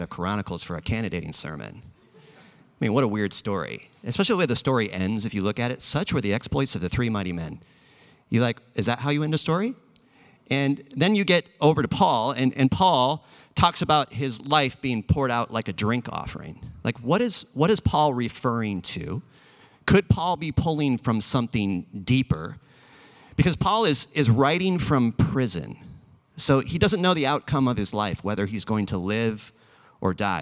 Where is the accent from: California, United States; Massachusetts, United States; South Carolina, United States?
California, United States; Los Angeles; also born or lived in Bay Area; I'm actually from Los Angeles